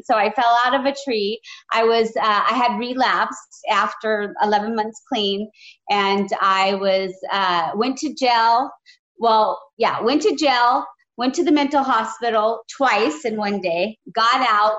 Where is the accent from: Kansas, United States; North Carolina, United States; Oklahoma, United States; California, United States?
California, United States; San Jose; I grew up in San Jose.